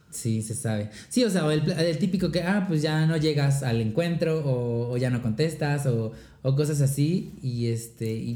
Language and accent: Spanish; Mexico; somos mexicanas, somos mexas